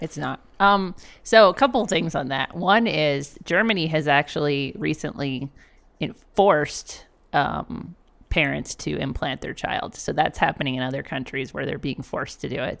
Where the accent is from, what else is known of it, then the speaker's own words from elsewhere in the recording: Canada; moved away; I am Canadian and I'm not black